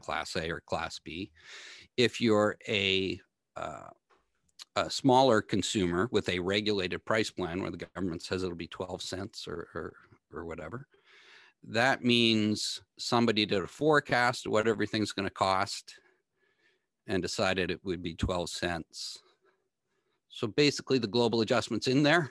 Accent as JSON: {"language": "English", "area": "Sheridan Park, near Atomic Energy of Canada Limited", "region": "Ontario", "country": "Canada", "tie": "born or raised there", "said": "I grew up in the Sheridan homelands right beside Atomic Energy of Canada Limited"}